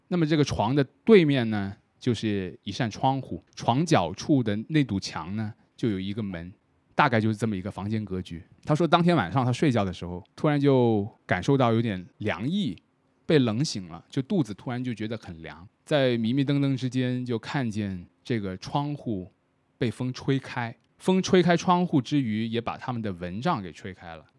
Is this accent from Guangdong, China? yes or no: yes; Shenzhen, Guangdong, China; 以我作为一个深圳人来说